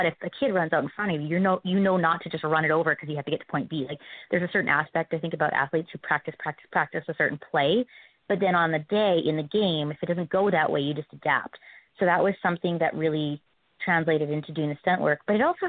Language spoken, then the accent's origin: English; Winnipeg, Manitoba, Canada; Jonathan Taves is from my hometown.